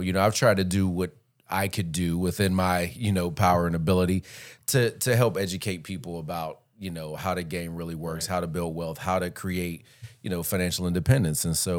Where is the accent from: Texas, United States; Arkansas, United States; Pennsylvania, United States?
Pennsylvania, United States; Pittsburgh; I'm actually originally from Pittsburgh.